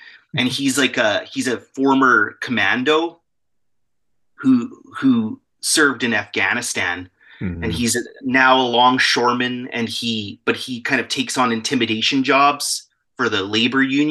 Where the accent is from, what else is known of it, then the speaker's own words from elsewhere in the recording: Alberta, Canada; also born or lived in Vancouver; Born and raised. I'm from Alberta. I'm in Alberta right now.